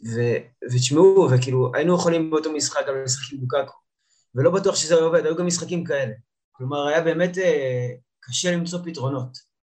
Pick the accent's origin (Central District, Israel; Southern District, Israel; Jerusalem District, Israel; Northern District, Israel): Central District, Israel; Ge'alim; now in Giv'at Shmuel, Israel; אני מאזור אה, לב השרון, גדלתי במושב גאולים, היום אני אה, גר עם אשתי בגבעת שמואל